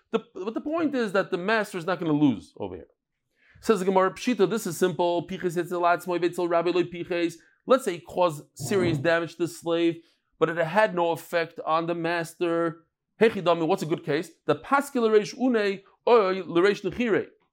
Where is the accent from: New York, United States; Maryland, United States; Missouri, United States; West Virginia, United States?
New York, United States; now in Israel; I'm from New York